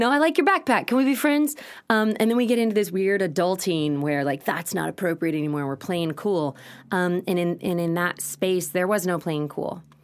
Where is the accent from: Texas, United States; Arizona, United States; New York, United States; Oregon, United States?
Texas, United States; Austin; also born or lived in Los Angeles, California; growing up in Westlake was, was really challenging